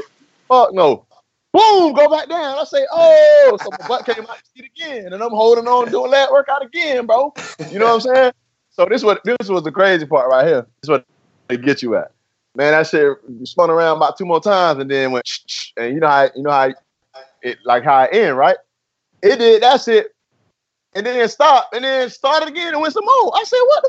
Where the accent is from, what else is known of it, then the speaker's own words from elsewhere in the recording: Lakeland, Florida, United States; I was from Lakeland